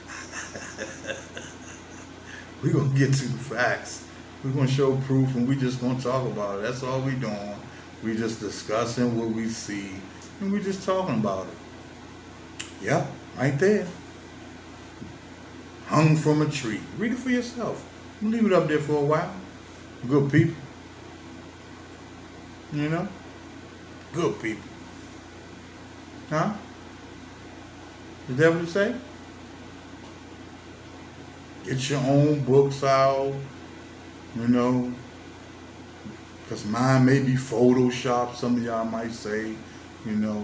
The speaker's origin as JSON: {"language": "English", "town": "Washington", "region": "District of Columbia", "country": "United States", "tie": "born or raised there", "said": "I'm born and raised in Washington, D.C., Southeast"}